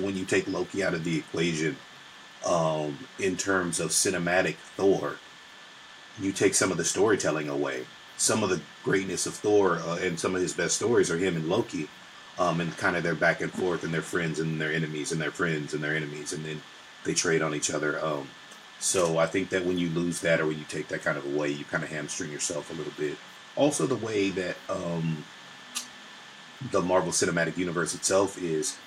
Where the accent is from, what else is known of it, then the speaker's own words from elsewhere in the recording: San Pedro, California, United States; I am from a place called San Pedro, California. That's where I grew up.